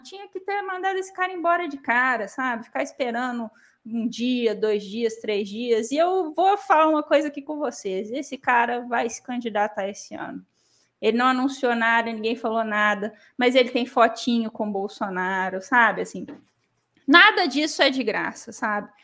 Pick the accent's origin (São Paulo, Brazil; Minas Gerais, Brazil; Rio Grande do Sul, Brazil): Minas Gerais, Brazil; como mineira